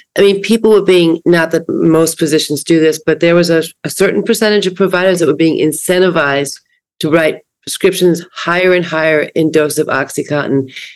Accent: East Coast, United States; now in West Coast, United States; I grew up on the East Coast and I have a lot of family there and a lot of friends, but I've lived on the West Coast since 1977

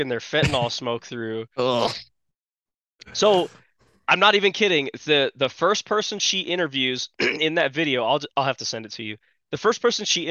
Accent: Oregon, United States; I'm from Oregon

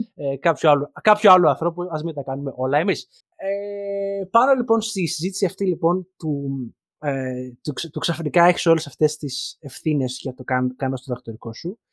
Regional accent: Greece; moved away as an adult; δεν πάβει το γεγονό ότι μεγαλώσαμε κυρίω στην Ελλάδα.

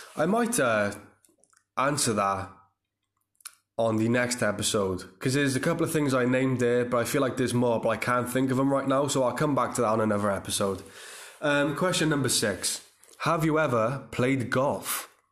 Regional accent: Cardiff, Wales, United Kingdom; the Motor Point Arena in my hometown

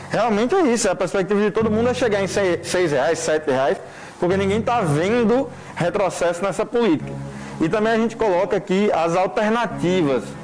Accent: Brazil; eu sou brasileiro

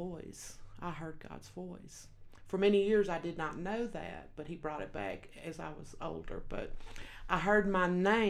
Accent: Texas, United States; accent: Texas; moved away as an adult; also born or lived in Los Angeles, California / Colorado; now in Wyoming, United States; I was born in Los Angeles, California, but I was raised in Texas.

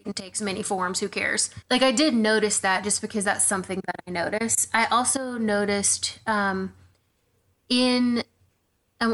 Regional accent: the South, United States; I'm sure y'all listening can tell that I'm from the South.

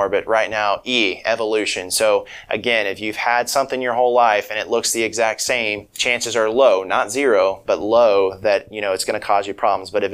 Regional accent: Kansas, United States; moved away as an adult; now in Jonesboro, United States; I'm originally from Kansas, and, you know, I've kind of been all over for the training. And, you know, I grew up in a small rural community.

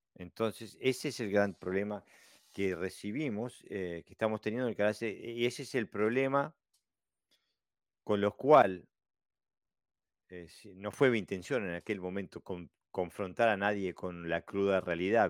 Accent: Uruguay; now in Denmark; soy un uruguayo viviendo en Dinamarca

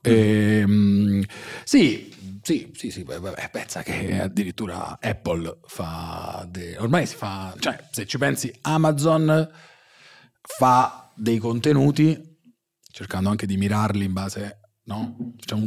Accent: Salerno, Campania, Italy; also born or lived in Russia; quando ero piccolo a Salerno

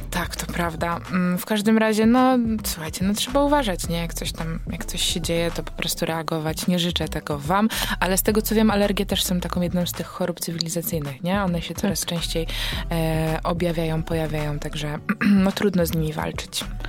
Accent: Wągrowiec, Greater Poland, Poland; jestem z Wągrowca

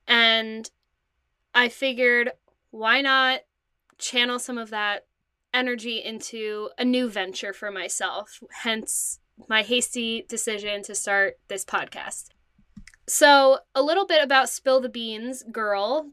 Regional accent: New Jersey, United States; I am from New Jersey. I currently live at home with my parents.

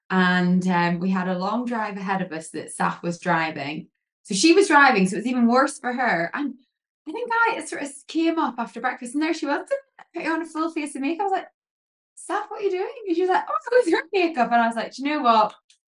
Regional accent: Northern Ireland, United Kingdom; also born or lived in England; So my accent's a little bit blurred now, I haven't lived in England for so long. But I grew up in Northern Ireland

